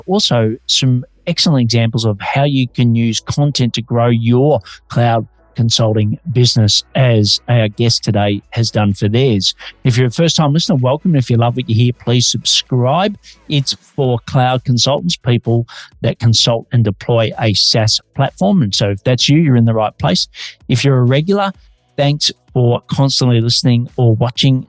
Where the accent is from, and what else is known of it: Australia; now in Melbourne, Australia